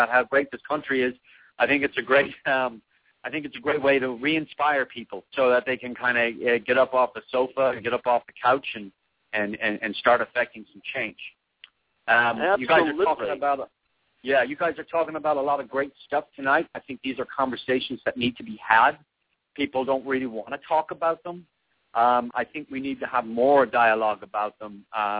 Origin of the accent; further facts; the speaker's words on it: Ireland; now in United States; We growing up in Ireland